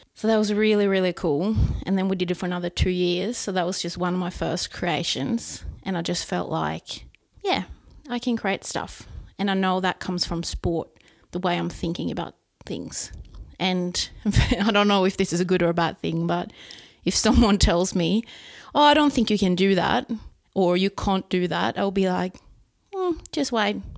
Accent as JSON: {"language": "English", "country": "Sweden", "tie": "born or raised there", "second_language": "English", "said": "here in my hometown where we're sitting right now"}